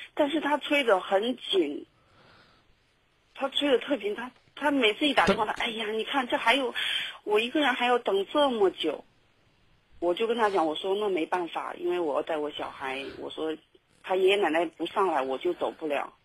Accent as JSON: {"language": "Chinese", "region": "Shaanxi", "country": "China", "moved": "yes", "lives_now": "Guangdong, China", "said": "我可能还是要回，回我们陕西那边"}